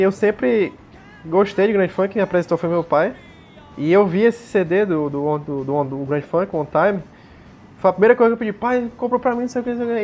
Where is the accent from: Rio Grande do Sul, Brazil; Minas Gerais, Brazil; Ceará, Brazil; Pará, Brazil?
Ceará, Brazil; Fortaleza; a gente é de Fortaleza